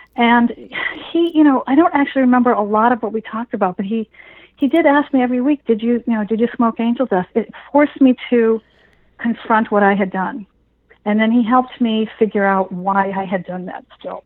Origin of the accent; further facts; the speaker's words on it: Massachusetts, United States; here in Massachusetts